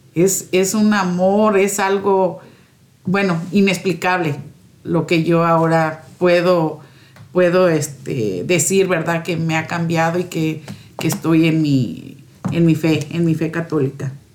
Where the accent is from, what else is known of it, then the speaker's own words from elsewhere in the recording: Morelos, Mexico; moved away as an adult; also born or lived in Minneapolis; now in Schuyler, United States; Soy de Morelos, México